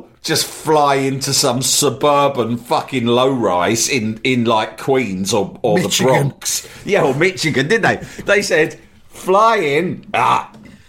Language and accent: English; London, United Kingdom; also born or lived in Barnes; I grew up in Hammersmith, moved to Barnes